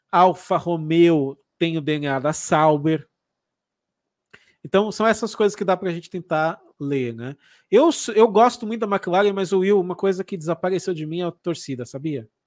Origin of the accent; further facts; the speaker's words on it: Paraná, Brazil; now in Santa Catarina, Brazil; Eu sou paranaense. Paranaense, mas você mora em Santa Catarina hoje. moro em Santa Catarina